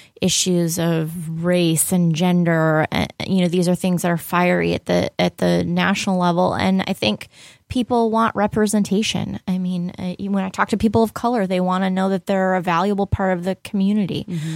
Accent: Buffalo, New York, United States; I'm American. I was born and raised in Buffalo

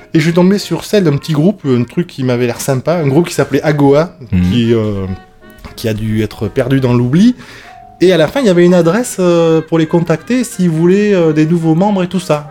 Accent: Bordeaux, Nouvelle-Aquitaine, France; accent: toulousain; also born or lived in Lot-et-Garonne; je suis de Bordeaux

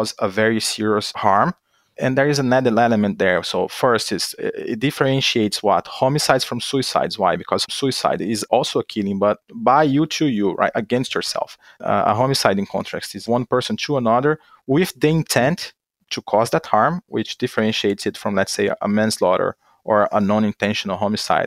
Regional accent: Minas Gerais, Brazil; moved away as an adult; also born or lived in Maryland, United States / Austria; now in Florida, United States; I'm originally from Brazil

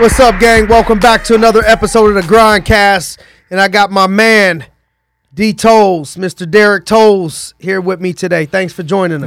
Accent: Youngstown, Ohio, United States; born or raised there; moved away

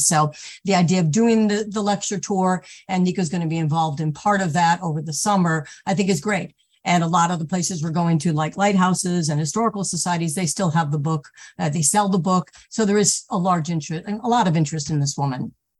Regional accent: Connecticut, United States; I grew up in Connecticut

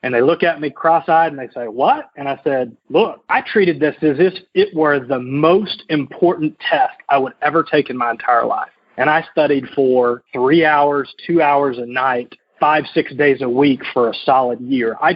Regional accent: the South, United States; I was from the South originally, so living in Indianapolis, Indiana, I distinctly remember scraping ice off my windshield well into May.

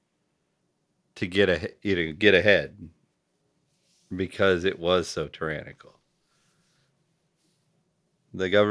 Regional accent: the South, United States; I grew up in the South

